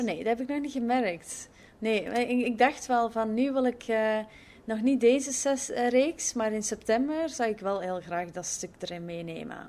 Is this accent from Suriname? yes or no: no; Belgium; now in Netherlands; ik ben als Belg eh, in, in Nederland nu